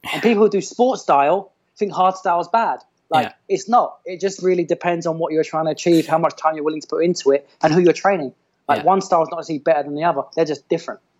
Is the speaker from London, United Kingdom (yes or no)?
yes; London, United Kingdom; born or raised there; moved away as an adult; now in Miami, United States